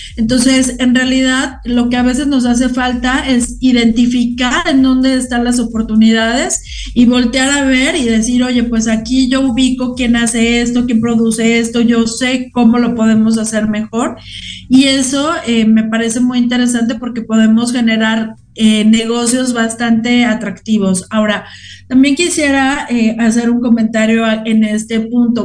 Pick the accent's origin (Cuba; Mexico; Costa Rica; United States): Mexico